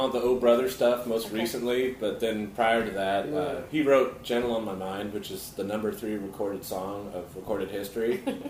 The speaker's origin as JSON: {"language": "English", "town": "Wichita", "region": "Kansas", "country": "United States", "also_born_or_lived": "Michigan", "moved": "yes", "lives_now": "Nashville, United States", "said": "No, I'm from Wichita, Kansas, and by way of University of Michigan."}